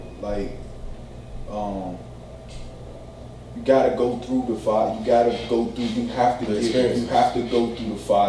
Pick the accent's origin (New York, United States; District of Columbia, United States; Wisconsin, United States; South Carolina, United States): District of Columbia, United States; Washington; I'm from Southeast